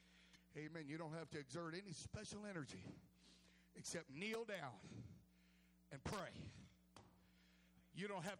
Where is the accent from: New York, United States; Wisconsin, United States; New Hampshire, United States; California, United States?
California, United States; I come from California